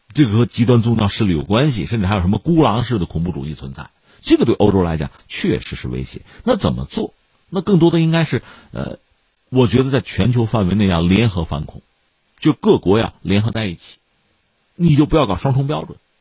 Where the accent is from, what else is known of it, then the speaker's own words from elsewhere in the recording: China; 作为一个中国人